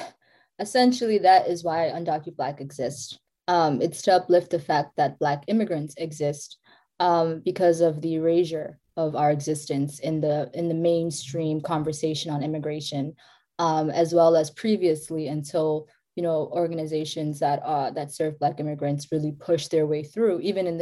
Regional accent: South Africa; South Africa.

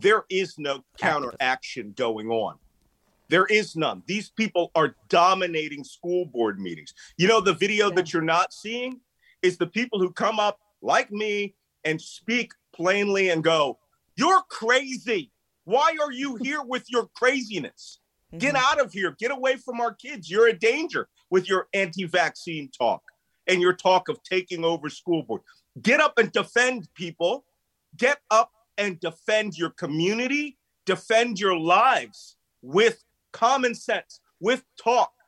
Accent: Philadelphia, Pennsylvania, United States; moved away; also born or lived in South Carolina / upstate New York; I grew up in Philadelphia

